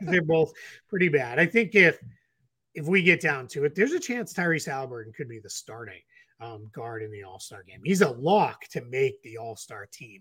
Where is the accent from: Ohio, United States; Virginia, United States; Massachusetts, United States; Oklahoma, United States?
Massachusetts, United States; Boston; as a kid growing up in Boston